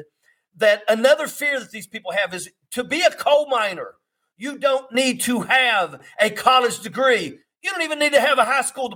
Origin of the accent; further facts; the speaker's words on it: West Virginia, United States; I come from West Virginia. I live in the coal fields of America.